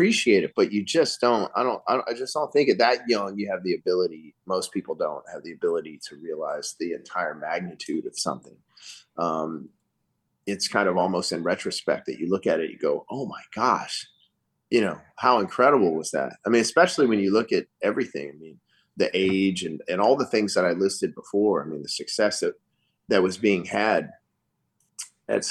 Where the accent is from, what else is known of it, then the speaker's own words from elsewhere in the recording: northern Louisiana, United States; I'm from northern Louisiana, so the people in southern Louisiana kind of disown us up there